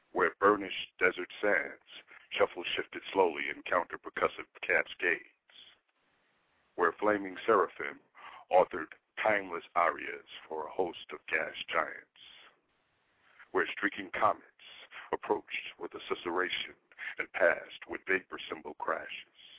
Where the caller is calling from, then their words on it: near Daytona Beach, Florida, United States; calling you actually from a, a small town about 20 minutes from Daytona Beach and maybe 30 minutes from Orlando.